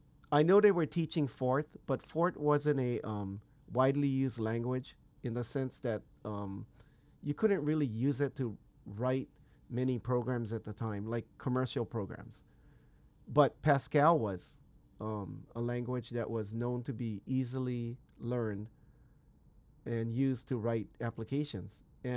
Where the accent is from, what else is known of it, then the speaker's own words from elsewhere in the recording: Hawaii, United States; born there; Yeah, basically, I was born on the Big Island of Hawaii. That's what we call it, the Big Island